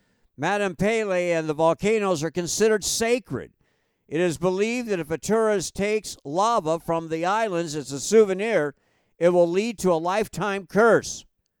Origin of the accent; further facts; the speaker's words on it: Hawaii, United States; moved away; As you know, I am from Hawaii